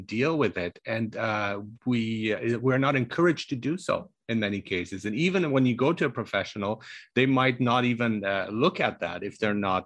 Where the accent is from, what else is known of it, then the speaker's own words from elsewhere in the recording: Germany; moved away; also born or lived in Iran; I was born in Iran, but grew up in Germany